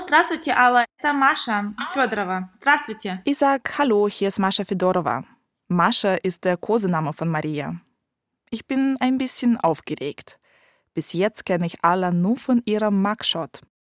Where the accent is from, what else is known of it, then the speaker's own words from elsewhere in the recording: Ukraine; moved away; Da, wo ich herkomme, in der Ukraine